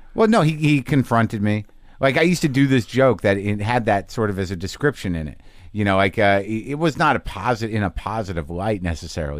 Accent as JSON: {"language": "English", "town": "Albuquerque", "region": "New Mexico", "country": "United States", "tie": "born or raised there", "moved": "yes", "said": "family's from New Jersey, but I grew up in Albuquerque"}